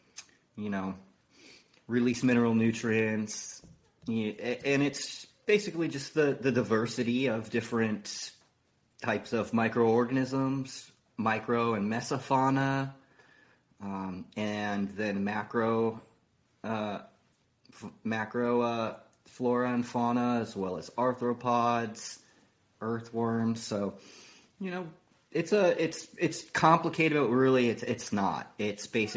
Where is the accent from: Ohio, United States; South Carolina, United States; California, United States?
California, United States; San Diego; now in Oklahoma, United States; I'm from San Diego, but I currently reside in Oklahoma.